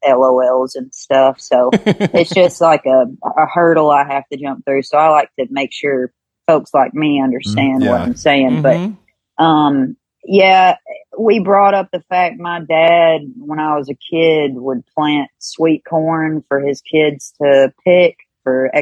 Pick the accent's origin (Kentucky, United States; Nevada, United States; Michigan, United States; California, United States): Kentucky, United States; born or raised there